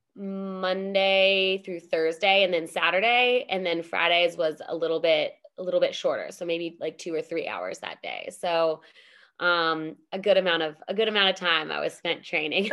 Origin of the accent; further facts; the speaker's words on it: United States; being an American